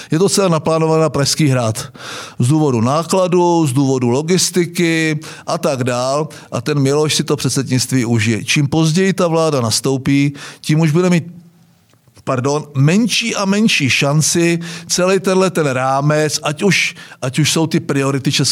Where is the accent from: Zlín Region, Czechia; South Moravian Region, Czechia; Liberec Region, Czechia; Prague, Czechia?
Zlín Region, Czechia; Vsetín; a já jsem byl ze Vsetína.